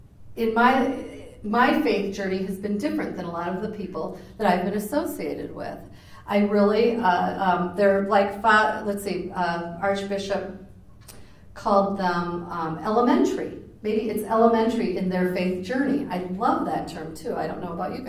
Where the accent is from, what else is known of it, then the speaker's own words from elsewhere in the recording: Des Moines, Iowa, United States; also born or lived in Clear Lake, Iowa; I grew up in Des Moines, and I went to Catholic schools. I went to 12 years of them. I went to Dowling High School.